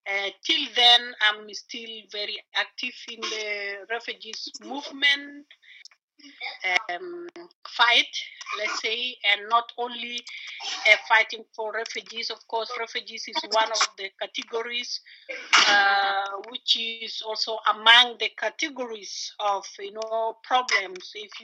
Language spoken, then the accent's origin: English; Sudan; now in Berlin, Germany; Okay, I'm … from Berlin, but originally from Sudan. I came here to Germany 2012